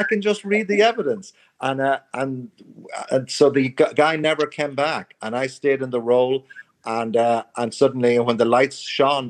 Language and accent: English; Ireland; moved away as an adult; also born or lived in United States; I began to love Irish culture, which I abhorred when I grew up in Ireland